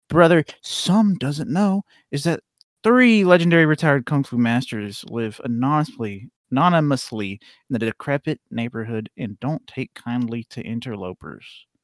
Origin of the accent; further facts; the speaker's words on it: United States; I'm an American white man.